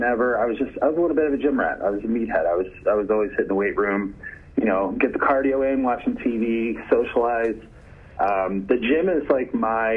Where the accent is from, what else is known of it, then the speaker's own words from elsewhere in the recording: Baltimore, Maryland, United States; moved away as an adult; now in Vernon Hills, United States; I was born in Baltimore, and I grew up around Baltimore, Maryland, and Washington, D.C.